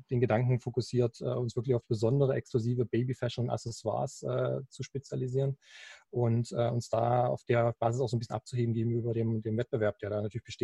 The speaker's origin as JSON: {"language": "German", "town": "Halle an der Saale", "region": "Saxony-Anhalt", "country": "Germany", "tie": "born or raised there", "lives_now": "Leipzig, Germany", "said": "ich bin äh, 34 Jahre und einer der Gründer von Baby Sweets. Ähm, komme gebürtig aus Halle an der Saale. Aktuell wohne ich in Leipzig"}